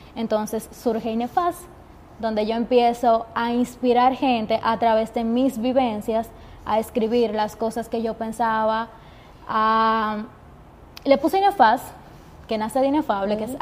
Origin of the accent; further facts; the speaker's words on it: Jarabacoa, La Vega, Dominican Republic; moved away as an adult; now in Santiago, Dominican Republic; tener que salir de mi pueblo por estudiar comunicación